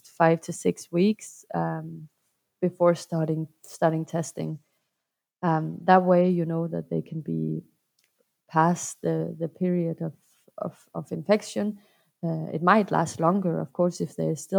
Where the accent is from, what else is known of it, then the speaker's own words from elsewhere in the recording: Denmark; I'm from Denmark and I'm a clinician